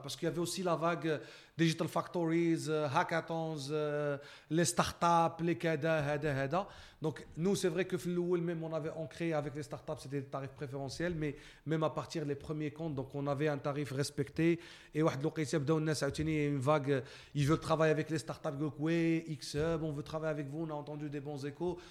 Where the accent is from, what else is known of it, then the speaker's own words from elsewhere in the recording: Morocco; moved away as an adult; also born or lived in Canada; en tant que Marocain